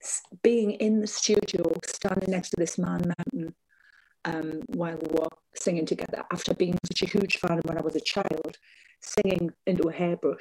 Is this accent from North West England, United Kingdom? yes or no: no; North East England coast, United Kingdom; I performed with him in my hometown. He performed on the coast in an ice rink, because we didn't have a big arena back then.